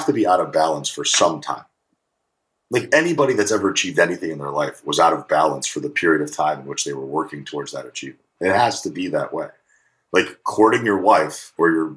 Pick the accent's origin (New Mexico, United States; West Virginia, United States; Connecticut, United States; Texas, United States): Connecticut, United States; New Haven; also born or lived in Russia; now in California, United States; I grew up right in New Haven, Connecticut